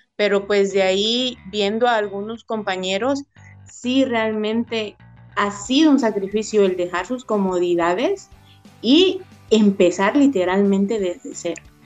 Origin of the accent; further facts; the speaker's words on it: Oaxaca, Mexico; moved away as an adult; now in Tuxtla Gutiérrez, Mexico; yo soy de Oaxaca